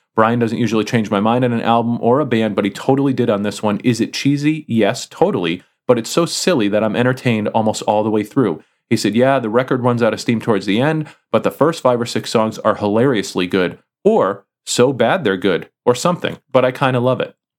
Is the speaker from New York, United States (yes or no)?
no; Connecticut, United States; the music store that I grew up with in Connecticut